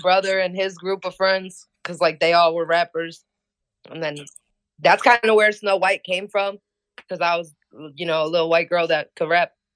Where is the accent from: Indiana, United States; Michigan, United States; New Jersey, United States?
Indiana, United States; Hammond; I'm from Hammond, Indiana